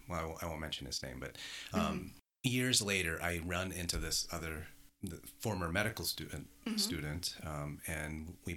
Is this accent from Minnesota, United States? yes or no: yes; Minnesota, United States; now in Canada; Oh, I'm from Minnesota, actually.